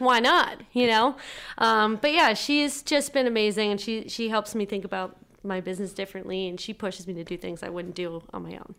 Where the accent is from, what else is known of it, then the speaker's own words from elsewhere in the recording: Whitman, Massachusetts, United States; I grew up in Whitman, Mass, small little place